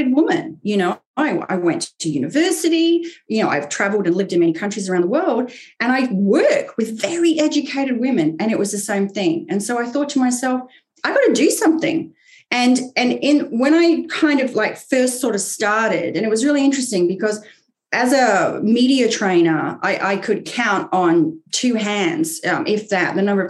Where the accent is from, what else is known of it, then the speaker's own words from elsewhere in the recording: Queensland, Australia; moved away as an adult; also born or lived in England; now in United States; I was born in England, but I grew up in Australia